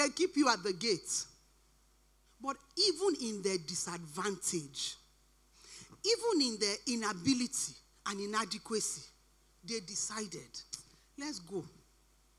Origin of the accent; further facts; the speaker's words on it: Nigeria; moved away; I grew up in Nigeria and I've been here for quite a long time